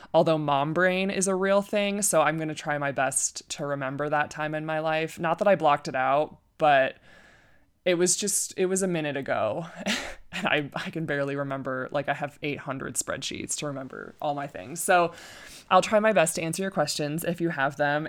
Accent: Flint, Michigan, United States; now in Colorado, United States; I was born and raised in Michigan, Flint, Michigan

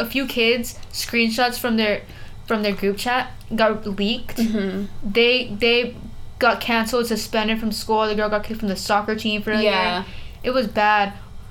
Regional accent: South Texas, United States; moved away as an adult; now in North Texas, United States; We're from the South of Texas.

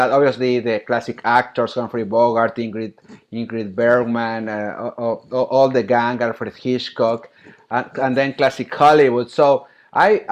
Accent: Monterrey, Nuevo León, Mexico; moved away as an adult; also born or lived in Philadelphia, United States / Mexico City, Mexico; Monterrey, my hometown

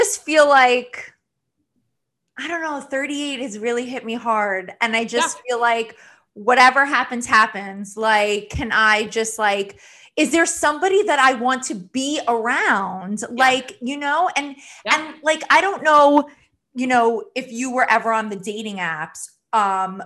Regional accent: East Meadow, New York, United States; I grew up on the island, but East Meadow

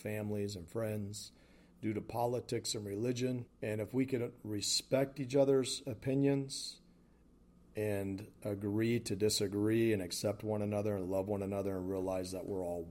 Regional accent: the South, United States; Growing up in the South

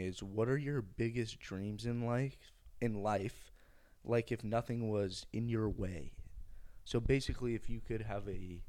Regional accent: United Kingdom; I'm British.

